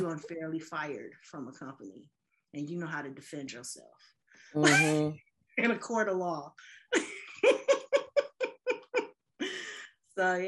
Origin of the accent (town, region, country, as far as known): Chicago, Illinois, United States; moved away as an adult; also born or lived in Boston